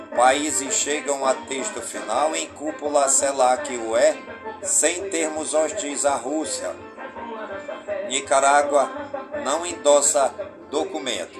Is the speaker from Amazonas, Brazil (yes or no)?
yes; Careiro da Várzea, Amazonas, Brazil; Careiro da Várzea, minha cidade natal.